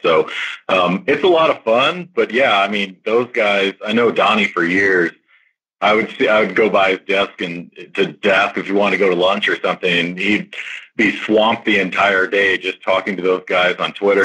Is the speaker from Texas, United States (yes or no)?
yes; South Texas, United States; growing up in South Texas